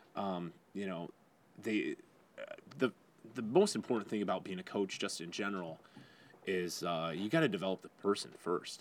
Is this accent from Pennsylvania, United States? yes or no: no; Wyandotte, Michigan, United States; also born or lived in Lincoln Park; I grew up in Wyandotte